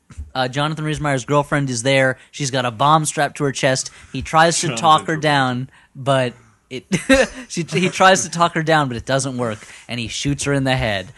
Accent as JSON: {"language": "English", "country": "United States", "said": "I'm an American."}